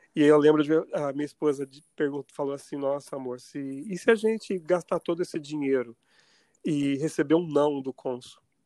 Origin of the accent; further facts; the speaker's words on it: Poços de Caldas, Minas Gerais, Brazil; moved away as an adult; also born or lived in São Paulo; now in Mount Vernon, United States; eu nasci em Poços de Caldas